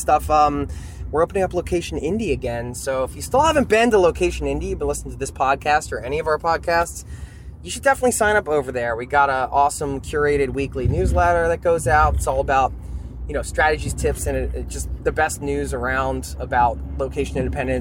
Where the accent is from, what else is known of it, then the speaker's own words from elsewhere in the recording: United States; moved away as an adult; now in Norway; being from the States